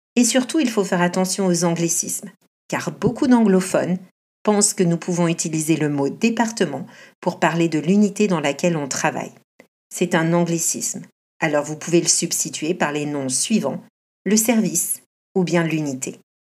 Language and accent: French; France; now in Canada; Je suis française et professeure de français au Canada.